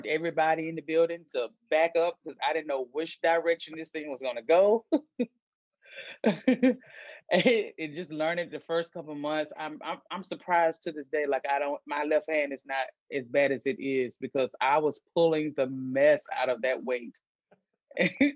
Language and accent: English; Albany, Georgia, United States; moved away as an adult; also born or lived in Concordia, Kansas; I'm from Albany, Georgia